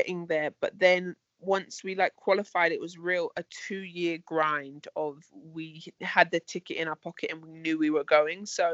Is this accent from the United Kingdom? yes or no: yes; London, United Kingdom; my hometown of London